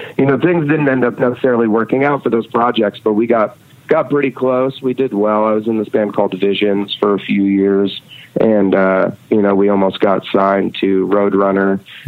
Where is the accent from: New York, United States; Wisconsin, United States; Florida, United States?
New York, United States; Red Hook; Well, Jeff and I grew up in Red Hook together and we were a few years apart. But it was a really, really tiny town. We have one stoplight in the whole town.